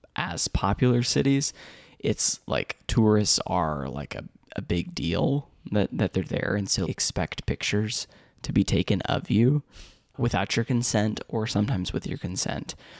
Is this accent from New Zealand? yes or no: no; Indianapolis, Indiana, United States; I'm from the States, like, from I, from Indianapolis